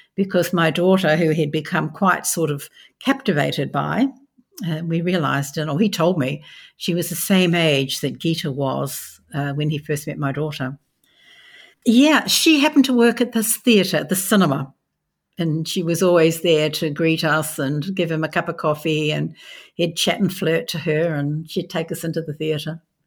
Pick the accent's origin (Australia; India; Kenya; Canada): Australia; I'm an Australian